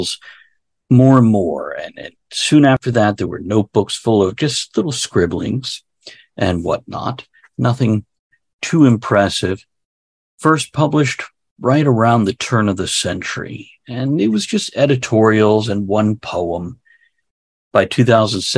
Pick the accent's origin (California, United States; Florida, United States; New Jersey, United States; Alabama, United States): Florida, United States; South; now in Central Virginia, United States; I was born in South Florida